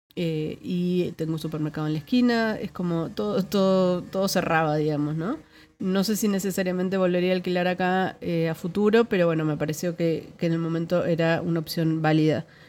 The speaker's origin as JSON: {"language": "Spanish", "country": "Argentina", "moved": "as an adult", "lives_now": "Netherlands", "said": "yo no me fui de Argentina, sino que me vine a Países Bajos"}